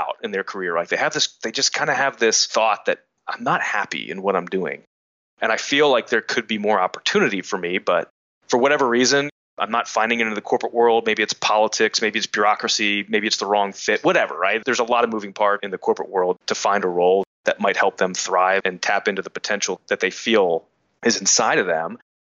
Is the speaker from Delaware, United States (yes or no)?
yes; Wilmington, Delaware, United States; I'm a guy from Wilmington, Delaware